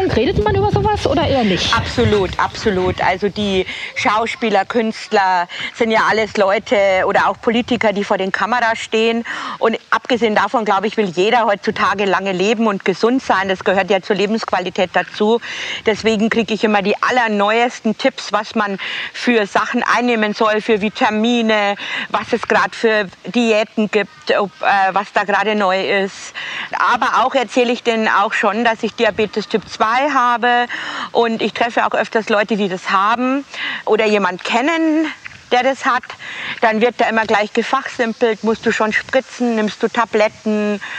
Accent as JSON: {"language": "German", "region": "Bavaria", "country": "Germany", "tie": "born or raised there", "lives_now": "Parkstetten, Germany", "said": "süßes kleines Städtchen in der Nähe vom Bayerischen Wald zwischen äh, Deckendorf und Passau. Das ist meine Heimatstadt. Und ich bin hier in einer kleinen Vorstadt, die heißt Parkstetten."}